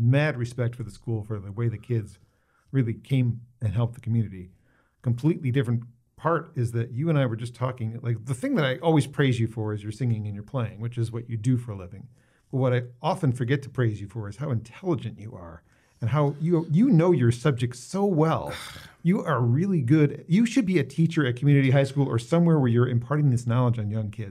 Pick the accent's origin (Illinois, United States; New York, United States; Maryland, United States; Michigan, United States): Michigan, United States; Warren; also born or lived in Detroit; I was born in Detroit, grew up in Warren